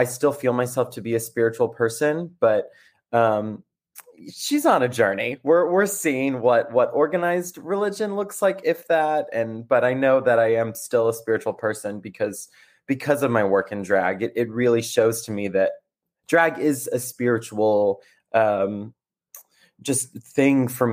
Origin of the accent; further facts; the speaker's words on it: South Carolina, United States; now in Brooklyn, United States; I grew up in South Carolina